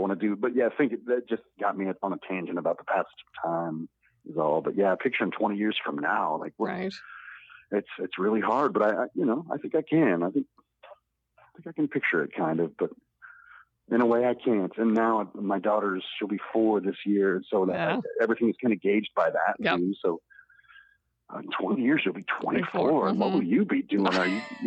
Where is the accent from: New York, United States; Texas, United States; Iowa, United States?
Iowa, United States; when I kind of moved to Iowa City, it was 1998